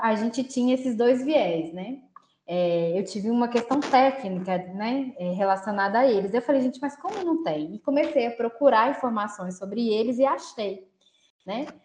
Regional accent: Belo Horizonte, Minas Gerais, Brazil; eu moro em Belo Horizonte, né? Sou de Belo Horizonte

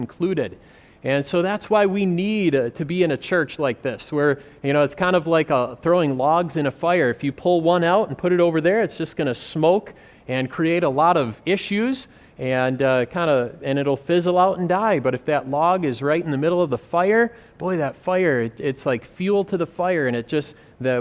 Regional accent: United States; moved away as an adult; also born or lived in Africa; growing up in America

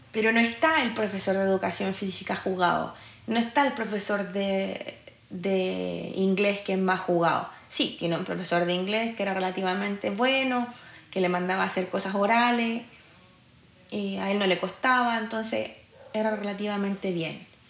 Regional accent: Santiago, Santiago Metropolitan Region, Chile; also born or lived in Cerro Navia; Nací y crecí en Quinta Normal, donde pasa exactamente lo mismo, y ahora vivo en Cerro Navia.

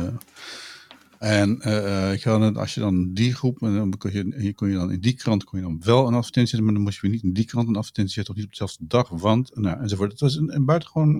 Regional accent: Utrecht, Netherlands; ik ben Utrechter

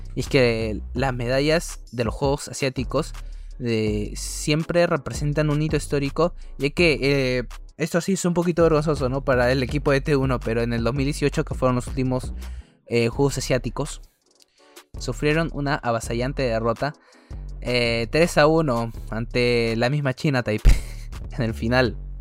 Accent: Peru; nuestra querida patria

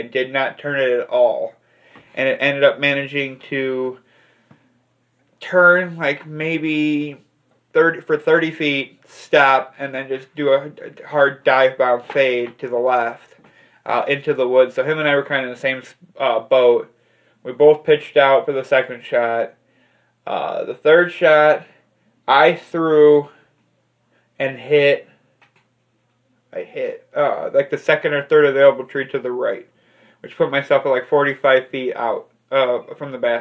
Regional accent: Illinois, United States; I'm from Illinois

